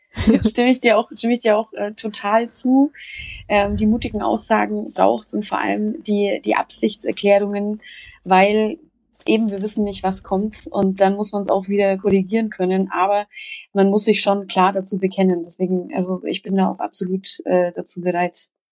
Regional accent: Upper Franconia, Bavaria, Germany; seit meinem zehnten Lebensjahr Vegetarierin was ähm, im Oberfränkischen äh, durchaus auf Verwunderung stieß, sowohl äh, innerhalb der Familie

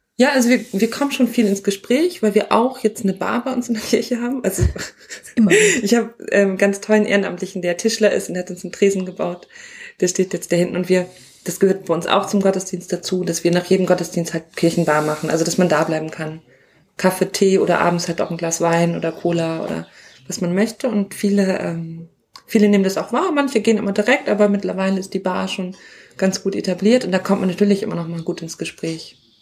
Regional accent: Northern Germany, Germany; ich komme aus Norddeutschland, bei uns sagt man Pastor

